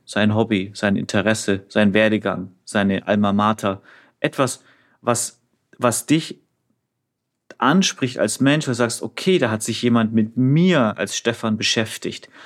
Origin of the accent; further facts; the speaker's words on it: Franconia, Bavaria, Germany; Bin Franke